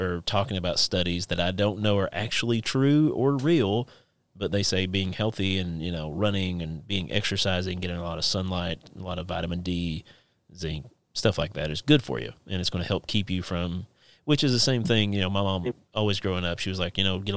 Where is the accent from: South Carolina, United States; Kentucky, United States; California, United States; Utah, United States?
Kentucky, United States; Inez; moved away; my hometown of Inez, Kentucky, the creek, actually the Turkey Creek of Inez, Kentucky.